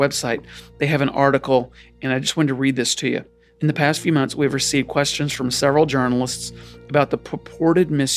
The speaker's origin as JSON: {"language": "English", "region": "South Louisiana", "country": "United States", "tie": "born or raised there", "said": "I grew up in South Louisiana"}